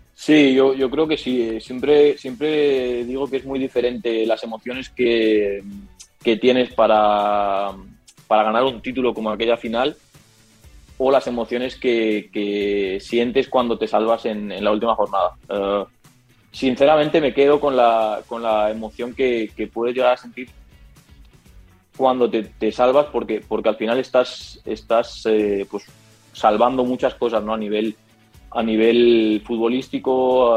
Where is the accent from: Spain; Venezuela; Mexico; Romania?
Spain; Rocafort, Valencian Community; moved away as an adult; also born or lived in Liverpool, England / Netherlands; now in Nantes, France; mi pueblo, eh, donde vivo en Valencia, en Rocafort